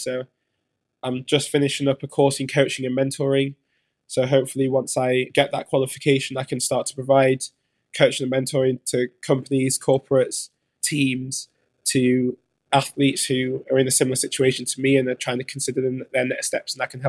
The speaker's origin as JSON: {"language": "English", "country": "Jamaica", "said": "I've always had to think about different ways to make money being a Jamaican diver, because I don't get the funding that my British friends get for being at this level."}